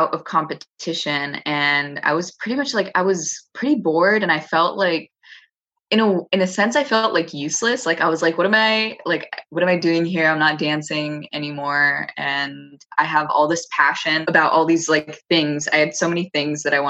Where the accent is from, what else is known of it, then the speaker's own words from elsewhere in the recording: Los Angeles, California, United States; born and raised here